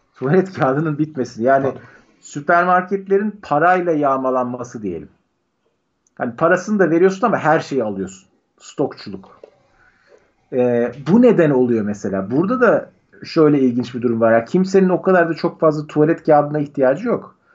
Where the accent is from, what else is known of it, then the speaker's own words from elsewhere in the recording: Turkey; moved away as an adult; also born or lived in United States; direkt Türk'üm diyorum